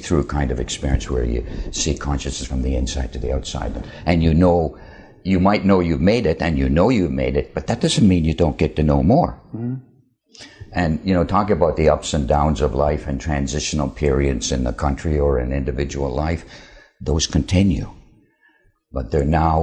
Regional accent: Finland; I was born in Finland

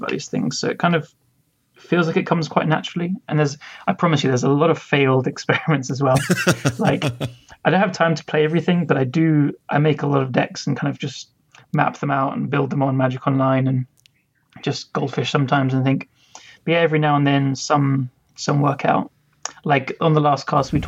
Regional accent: London, United Kingdom; I'm 29 from London, England

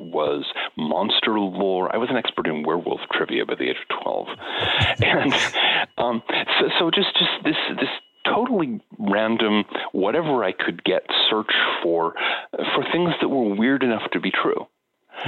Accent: United States; growing up in the American suburbs in the 1960s and 1970s

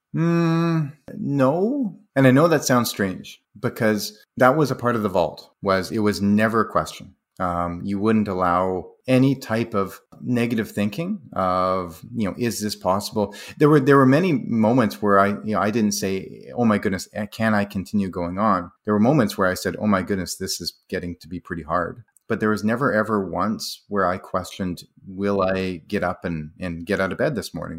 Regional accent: Calgary, Alberta, Canada; Calgary, my hometown

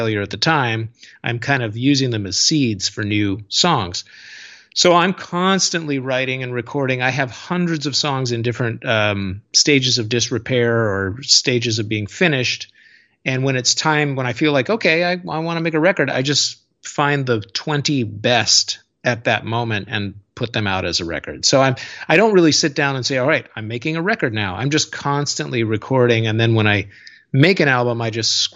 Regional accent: Seattle, Washington, United States; when I was growing up in Seattle in the late 80s and early 90s

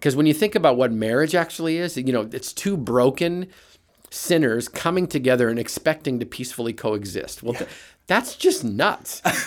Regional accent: Brandon, Manitoba, Canada; moved away as an adult; now in United States; I'm a Canadian flatlander, grew up in Manitoba in a little town called Brandon

